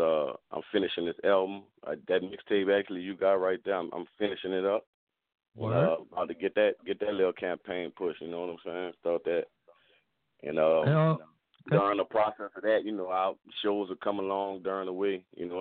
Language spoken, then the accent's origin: English; New Orleans, Louisiana, United States; now in Atlanta, United States; Born and raised in New Orleans, bro. Loving this Atlanta lifestyle